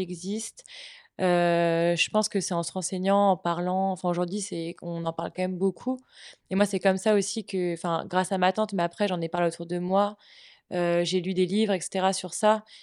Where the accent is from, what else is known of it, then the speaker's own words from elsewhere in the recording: Brittany, France; now in Nantes, France; je suis bretonne